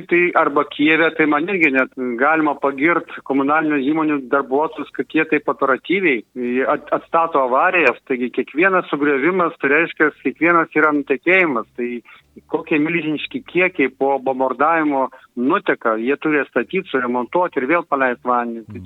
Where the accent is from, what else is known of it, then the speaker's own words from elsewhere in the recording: Kaunas, Kaunas County, Lithuania; moved away; aš pats esu kaunietis